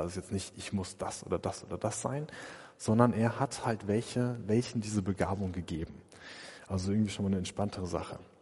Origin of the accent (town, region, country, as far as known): Germany